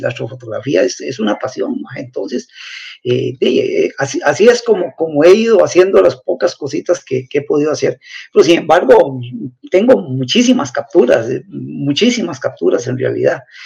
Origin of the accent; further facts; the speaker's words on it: Turrialba, Cartago, Costa Rica; soy de Turrialba